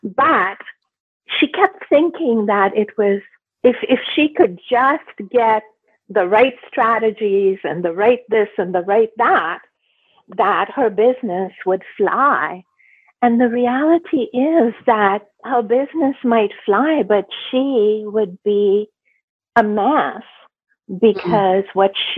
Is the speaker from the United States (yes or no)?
no; Canada; I live in Canada. I'm Canadian. I'm Indo-Canadian.